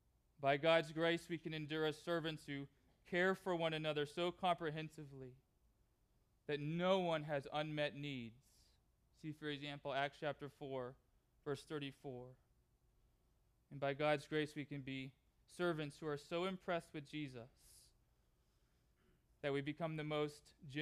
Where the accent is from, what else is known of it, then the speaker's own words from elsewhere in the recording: Southern California, United States; moved away; Southern California, which is where I grew up